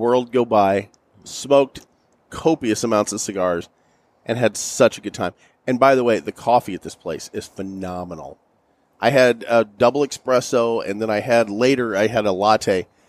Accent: St. Louis, Missouri, United States; We're from St. Louis

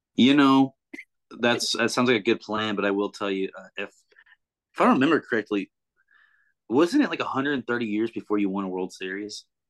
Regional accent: Kansas City, Missouri, United States; now in Nashville, United States; they're playing the Kansas City Royals that night, which is my hometown

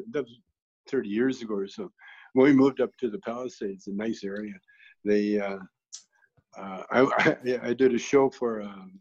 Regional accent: Canada; I grew up in Canada, you know, kind of in the country

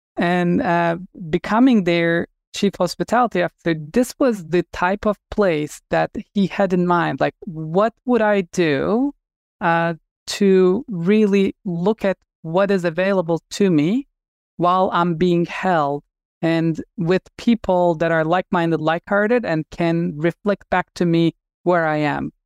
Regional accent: Turkey; moved away as an adult; I'm originally from Turkey and I grew up wanting to be a surgeon. And, uh, I finished medical school in Turkey

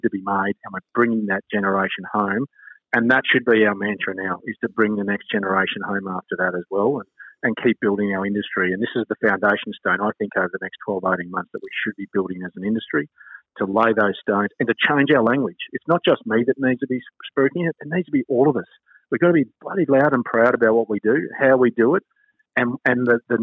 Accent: Queensland, Australia; as a Queenslander

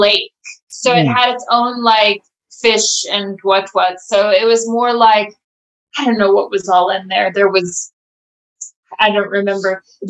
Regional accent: United States; now in South Africa; coming from America, when I came from America to South Africa, it was a huge culture shock for me.

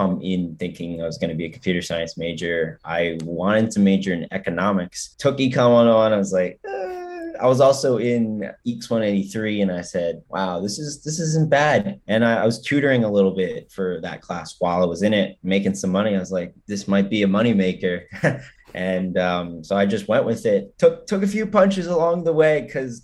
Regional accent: Piscataway, New Jersey, United States; I'm from New Jersey, but I'm from like town of Piscataway, which is right near Rutgers

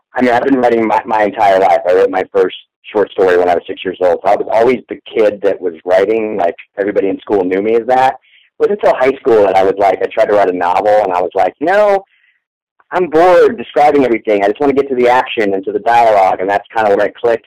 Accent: Orlando, Florida, United States; I grew up in Orlando

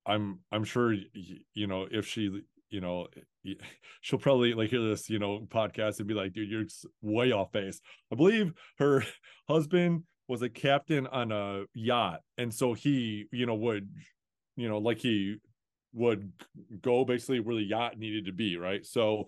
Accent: Toledo, Ohio, United States; I'm just from, I'm from Toledo, Ohio. Like, I have no business knowing anybody from outside this area, you know?

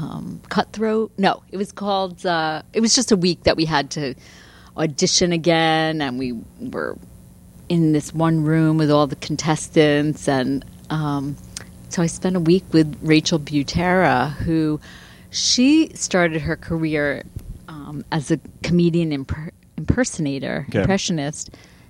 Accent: Long Island, New York, United States; moved away; also born or lived in Boston / Pasadena, California; I'd never lived in New York City before. I'm from Long Island.

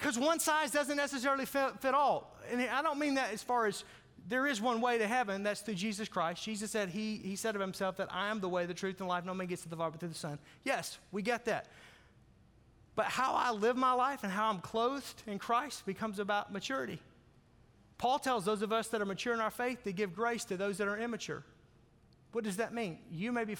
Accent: Arkansas, United States; I grew up in Arkansas

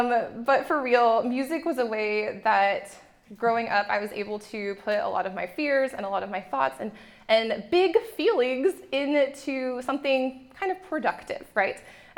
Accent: Japan; I grew up in Japan, so it's like the dollar store, but it's way better.

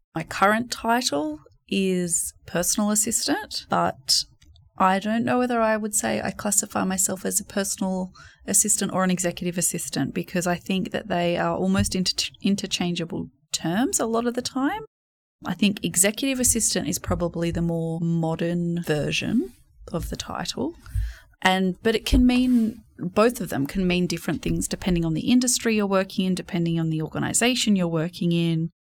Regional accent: New South Wales, Australia; also born or lived in England; now in Sydney, Australia; I was from New South Wales

